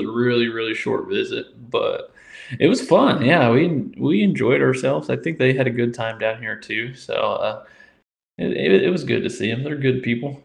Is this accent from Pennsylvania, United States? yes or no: no; Indiana, United States; moved away as an adult; also born or lived in Peoria, Illinois; now in Louisiana, United States; I was born and raised in Indiana, spent 18 beautiful years there